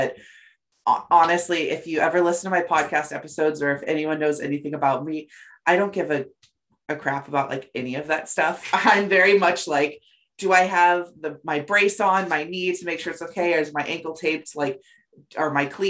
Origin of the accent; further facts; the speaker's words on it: Oxnard, California, United States; moved away as an adult; now in Boston, United States; I am originally from Southern California. As I've said, I would do something related to the strawberry fields. If you know Oxnard, where I'm from